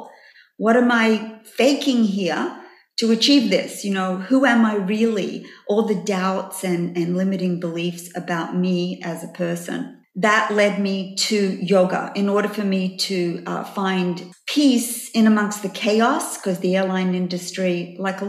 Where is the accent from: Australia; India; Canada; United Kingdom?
Australia; moved away as an adult; also born or lived in New York; I came from Australia when I was 23 years of age